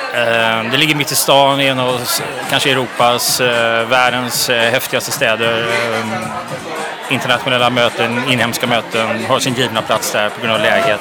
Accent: Gothenburg, Västra Götaland, Sweden; now in Stockholm, Sweden; Jag är ju från Göteborg.

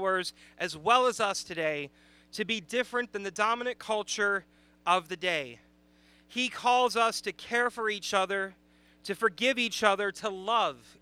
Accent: Chicago, Illinois, United States; moved away; I am from the Chicagoland area

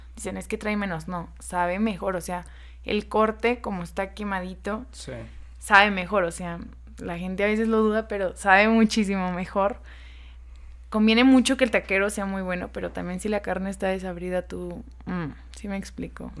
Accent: Guerrero, Mexico; now in Zacatecas, Mexico; yo no soy de aquí, de Zacatecas, soy de Guerrero.

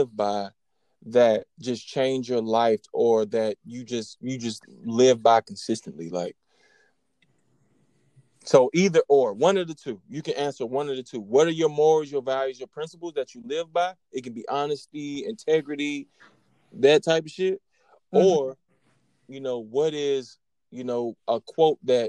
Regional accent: the South, Southern United States, United States; accent: country; I know I had a country accent

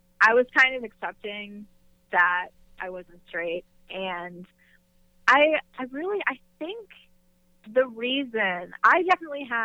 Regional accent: North Carolina, United States; I am from North Carolina, born and raised

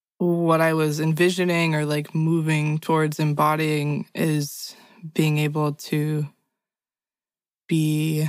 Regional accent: Los Angeles, California, United States; moved away; I was back in my hometown experiencing Los Angeles as an adult person for the first time

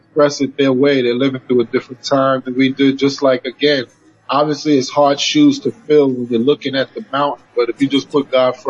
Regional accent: New York City, New York, United States; It was about New York City, where I come from. I'm from the Bronx.

